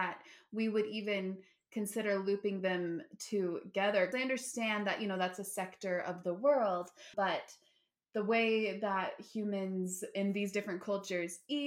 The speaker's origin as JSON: {"language": "English", "town": "Park City", "region": "Utah", "country": "United States", "tie": "born or raised there", "said": "I grew up in Utah, in Park City, Utah"}